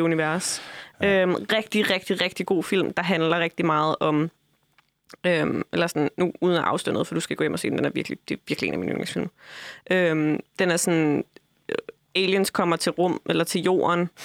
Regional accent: Funen, Southern Denmark, Denmark; moved away; Jeg får aldrig lov til at glemme, at jeg er fra Fyn.

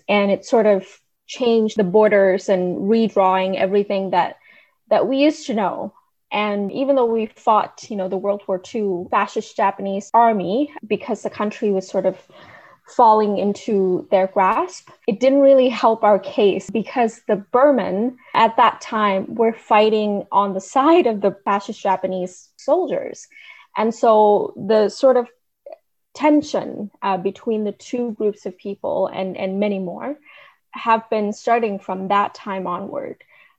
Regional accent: Northern Rakhine State, Myanmar; I was born in Northern Rakhine State. It's off of the western part of Myanmar, or Burma, as previously known. And my people have been undergoing something really, really tragic.

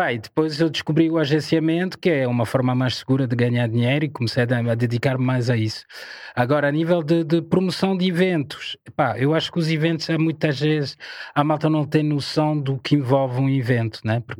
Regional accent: Paris, Île-de-France, France; Portuguese is a second language; also born or lived in Ivory Coast; now in Portugal; Eu cresci francesa? em Paris. Okay. Cresci em Paris.

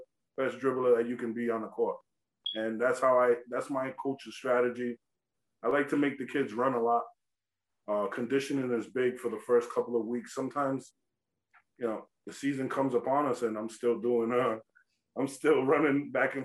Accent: East Coast, United States; also born or lived in Oklahoma; I come from the East Coast

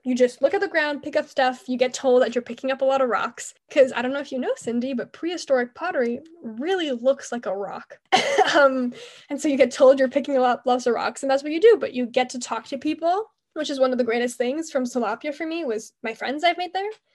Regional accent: Montreal, Quebec, Canada; I'm from Montreal, Canada

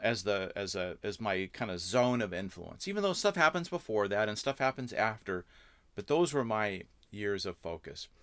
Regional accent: Southern California, United States; born or raised there; moved away as an adult; also born or lived in Canada / Santa Barbara, California / Orange County, California; now in Wisconsin, United States

